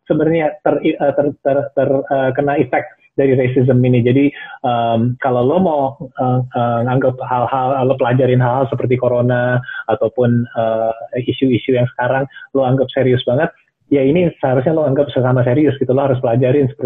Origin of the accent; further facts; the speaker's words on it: Indonesia; keliling luar negeri sebagai orang Asia, sebagai orang Indonesia.